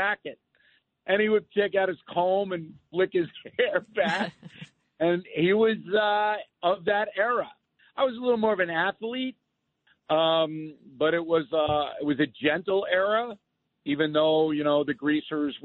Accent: Levittown, New York, United States; I grew up in Levittown

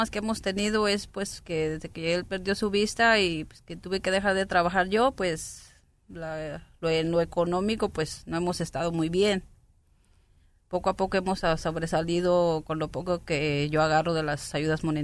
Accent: Aguascalientes, Mexico; Yo soy del estado de Aguascalientes.

